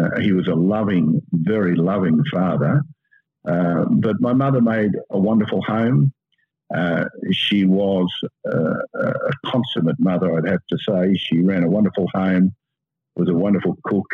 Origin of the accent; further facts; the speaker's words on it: Sydney, New South Wales, Australia; the first son. I had two younger brothers, and I was brought up in Cremorne and Seaforth and then Mossman